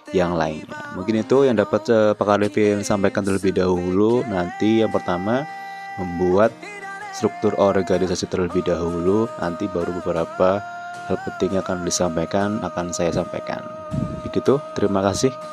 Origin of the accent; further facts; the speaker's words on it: Banyumas, Central Java, Indonesia; born there; Saya lahir di Banyumas pada tanggal 17 April 1900 1996